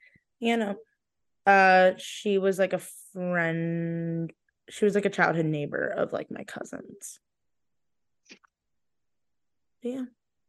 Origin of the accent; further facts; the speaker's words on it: Stow, Ohio, United States; moved away as an adult; now in Morgantown, United States; So like I grew up in Stowe